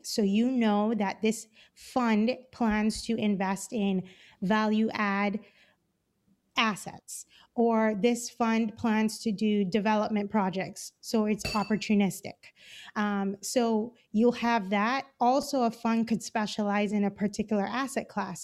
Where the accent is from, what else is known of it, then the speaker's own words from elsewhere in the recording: Cayman Islands; moved away as an adult; now in Los Angeles, United States; I'm originally from the Cayman Islands